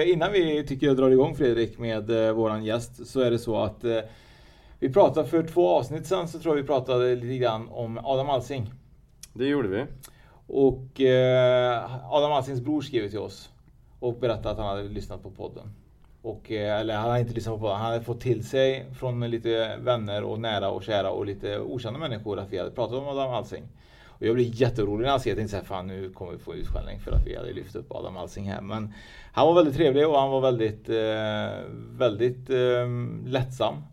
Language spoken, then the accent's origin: Swedish; Trollhättan, Västra Götaland, Sweden; also born or lived in Vänersborg; Jag är född i, Vänersborg, alltså Trollhättan.